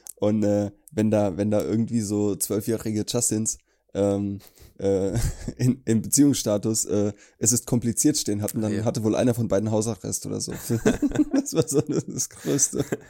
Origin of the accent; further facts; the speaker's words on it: Allendorf, Hesse, Germany; In Allendorf Lumda. Krasses Kaff.